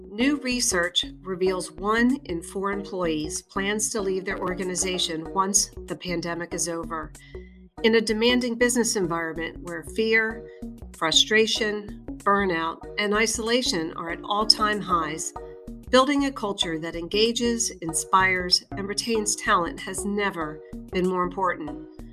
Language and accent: English; Philadelphia, Pennsylvania, United States; I'm from Philadelphia